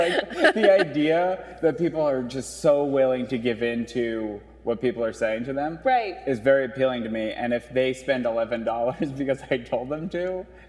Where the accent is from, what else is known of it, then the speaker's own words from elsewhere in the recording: New Jersey, United States; I'm from New Jersey